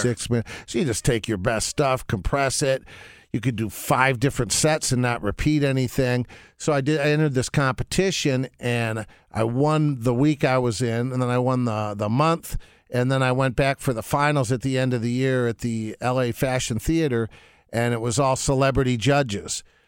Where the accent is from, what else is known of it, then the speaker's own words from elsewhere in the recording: Detroit, Michigan, United States; moved away as an adult; also born or lived in Los Angeles; growing up in Detroit